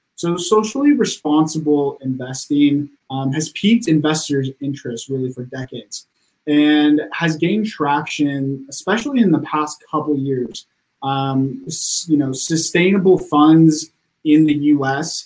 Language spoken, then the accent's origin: English; Sacramento, California, United States; now in Los Angeles, United States; I was born and raised in Sacramento, California